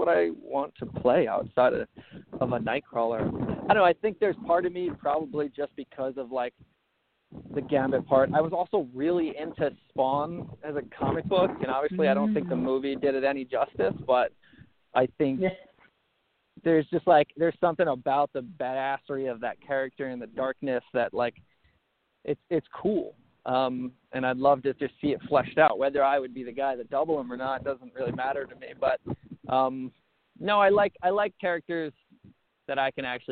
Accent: Long Island, New York, United States; moved away; I was on Long Island. I was a kid that never left my hometown.

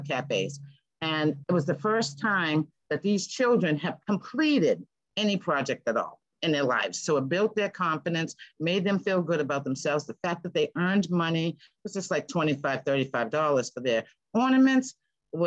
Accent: Boston, Massachusetts, United States; moved away; also born or lived in Seattle; I come from Boston. You're born in Boston. You're raised in culture.

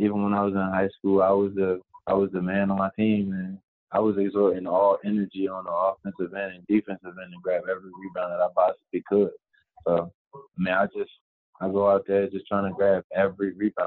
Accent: Chester, Pennsylvania, United States; now in Miami, United States; I'm from Chester, PA. So I go out there every day playing basketball around all the older players

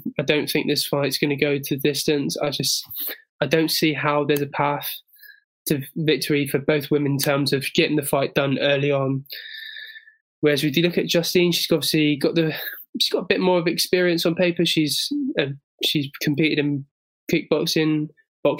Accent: England, United Kingdom; as an Englishman

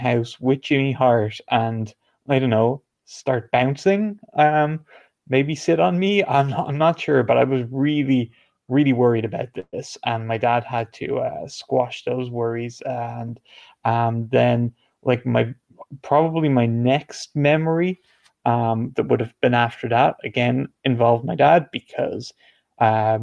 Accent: Ireland; even though I'm not from the UK, I am from Ireland

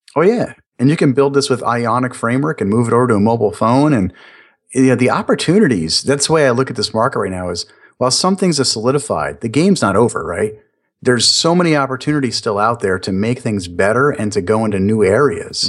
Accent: New York, United States; now in Florida, United States; I am Italian. I am from New York

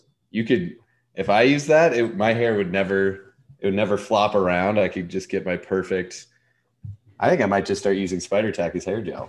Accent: Montana, United States; I'm from Montana

